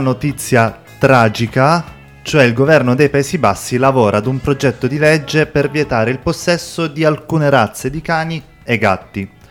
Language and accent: Italian; Sicily, Italy; Io da siciliano